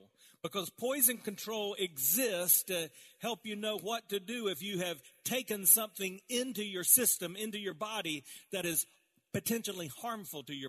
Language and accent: English; South Carolina, United States; I grew up around in South Carolina